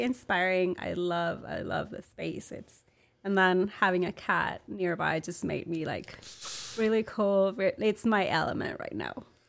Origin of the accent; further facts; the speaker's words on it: Monterrey, Nuevo León, Mexico; English is a second language; moved away as an adult; now in Austin, United States; I'm from Monterrey, Mexico